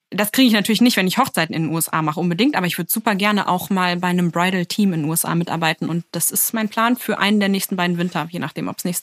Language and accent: German; Berlin, Germany; Ich komme aus Berlin. Ich spreche gut Englisch und ich habe auch vor, danach wieder zurück nach Berlin zu gehen.